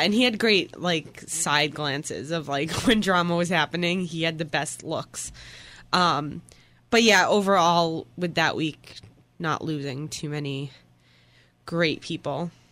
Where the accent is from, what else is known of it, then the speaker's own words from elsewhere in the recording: Boston, Massachusetts, United States; I'm from Boston